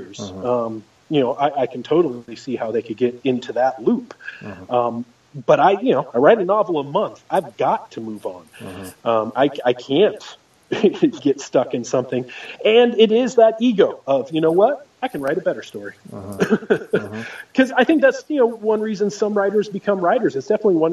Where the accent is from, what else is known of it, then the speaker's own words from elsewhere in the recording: Oregon, United States; I grew up in Oregon